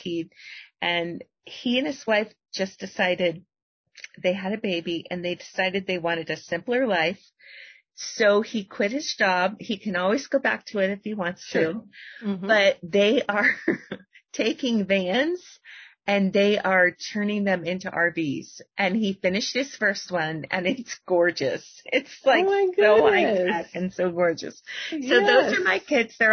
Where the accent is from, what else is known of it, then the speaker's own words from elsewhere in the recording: Florida, United States; my husband's from Delaware. Yeah, I'm from Florida, but he's from Delaware